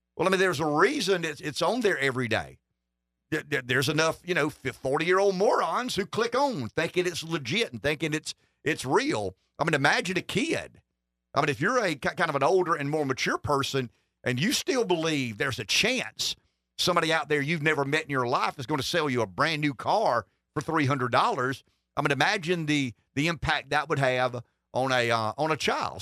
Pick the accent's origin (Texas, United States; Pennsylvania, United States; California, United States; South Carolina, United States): South Carolina, United States; Pamplico; Pamplico. I mean, that's my hometown